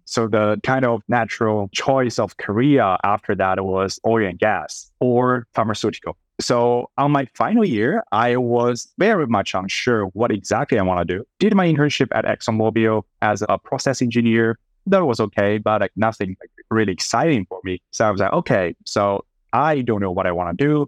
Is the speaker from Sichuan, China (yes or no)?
yes; Sichuan, China; moved away; also born or lived in Boston; I was born and raised up in Sichuan, which is the southern southwest part of China